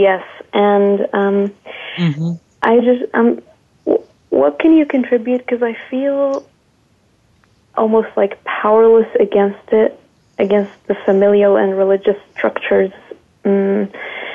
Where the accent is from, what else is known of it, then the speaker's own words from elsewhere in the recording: Jordan; I'm from Jordan, which is in the Middle East